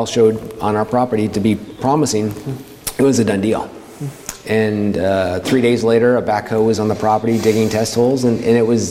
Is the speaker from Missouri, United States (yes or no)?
yes; Kansas City, Missouri, United States; moved away as an adult; also born or lived in Colorado / Portland, Oregon; now in Oregon, United States; where I grew up in Kansas City, Missouri